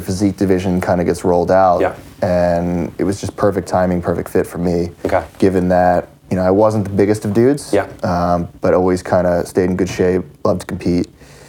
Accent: Pennsylvania, United States; Just outside of Philly.

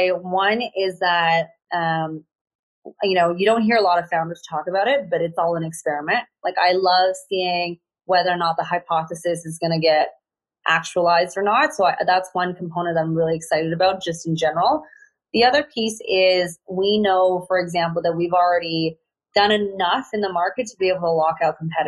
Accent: Vancouver, British Columbia, Canada; I'm from Vancouver.

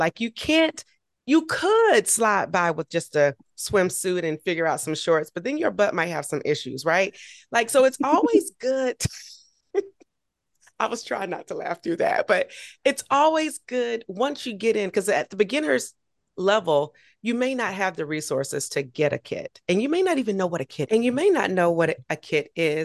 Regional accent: Georgia, United States; I'm from Georgia

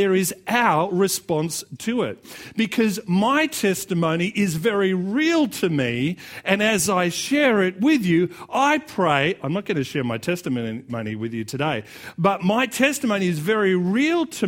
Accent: Australia; accent: Australian; it's just going to be as Australian as it's going to get

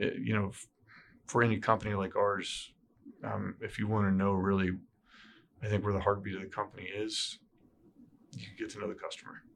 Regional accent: Southern California, United States; now in Indiana, United States; I grew up in Southern California.

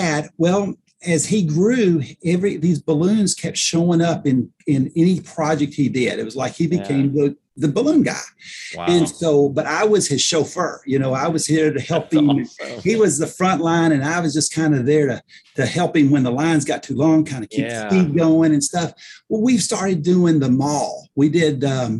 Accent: Paducah, Kentucky, United States; I'm from Paducah, Kentucky. And so it's where we lived then, and we still live here now

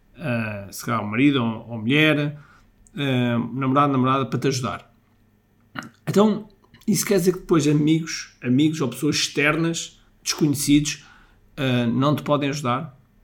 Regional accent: Mozambique; moved away; eu nasci em Moçambique

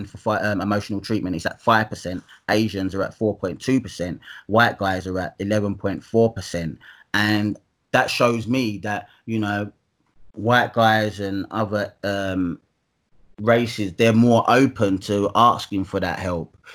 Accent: Dagenham, London, United Kingdom; also born or lived in Hackney, London / Dalston, London; I'm from Essex. Um, I was born in Hackney, um, Homerton Children's Hospital

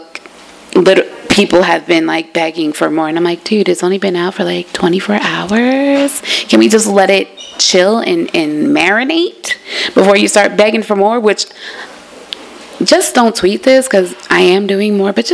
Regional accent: New Jersey, United States; I'm from Jersey.

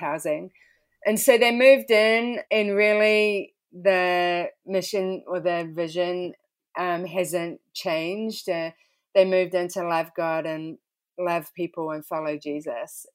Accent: New Zealand; moved away as an adult; now in Philadelphia, United States; been born and raised there

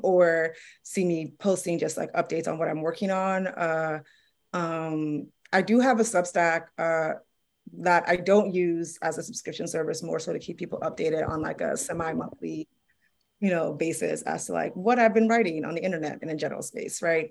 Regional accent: New York City, New York, United States; I'm from Harlem

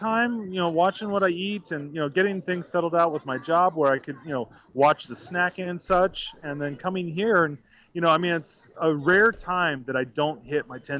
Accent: Huntington Beach, California, United States; I'm from Huntington Beach. I live about 12 miles away from the park.

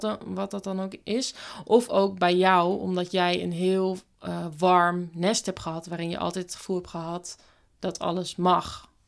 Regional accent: Bible Belt, Netherlands; ik kom op zich ook van de Bijbelbelt

